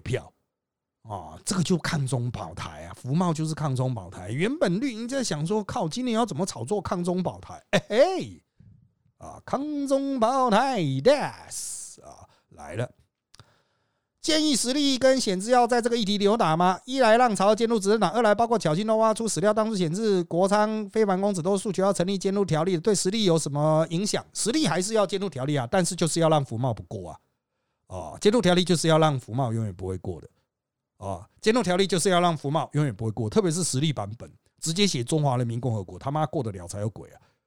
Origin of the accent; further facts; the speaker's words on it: Taiwan; 我们是台湾人